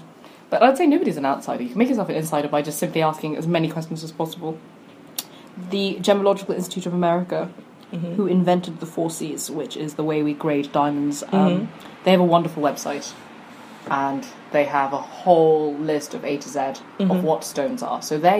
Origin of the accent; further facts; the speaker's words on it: South East England, United Kingdom; I'm from Kent.